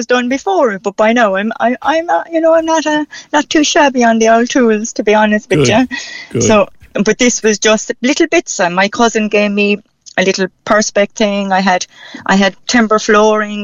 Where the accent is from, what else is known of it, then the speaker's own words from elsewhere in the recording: Cork, Munster, Ireland; accent: Cork; I keep my own Cork accent